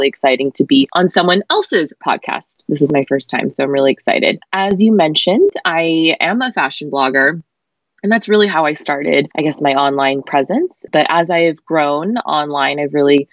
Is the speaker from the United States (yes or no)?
yes; United States; I grew up in America